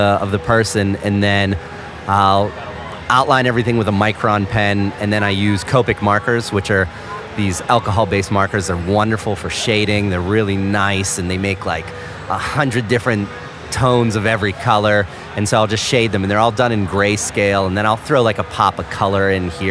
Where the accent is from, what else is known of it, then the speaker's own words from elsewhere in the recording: Pittsburgh, Pennsylvania, United States; I'm from Pittsburgh, PA. Actually, I live a little bit south of Pittsburgh right now, but I grew up in Pittsburgh.